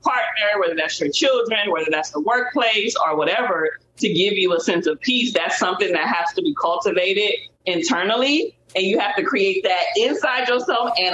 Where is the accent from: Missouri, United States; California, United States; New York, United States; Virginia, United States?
California, United States; Compton; I grew up in Compton, California